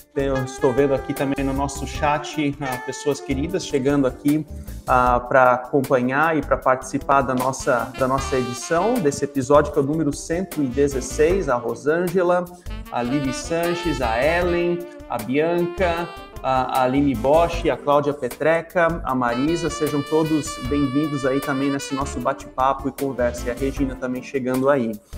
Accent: Brazil

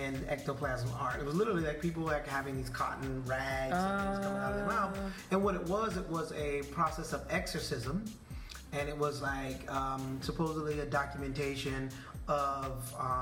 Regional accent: the South, United States; growing up in the South

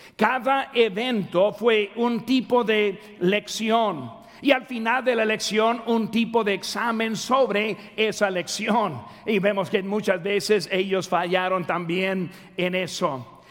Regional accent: Mexico; soy mexicano

